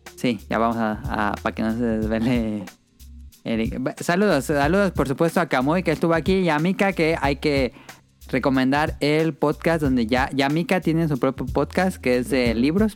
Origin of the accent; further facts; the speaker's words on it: Morelia, Michoacán, Mexico; nosotros somos de Morelia